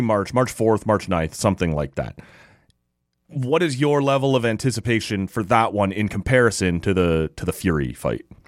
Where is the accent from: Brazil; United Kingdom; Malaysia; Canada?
Canada; Toronto, Ontario